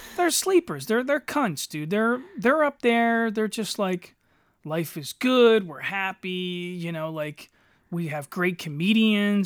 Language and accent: English; Eddystone, Pennsylvania, United States; in the nineties, living in Eddystone